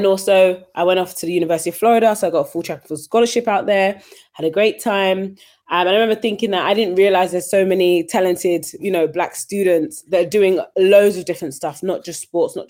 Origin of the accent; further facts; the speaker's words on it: London, United Kingdom; I grew up in East London, you know, a very diverse area, went to a local state school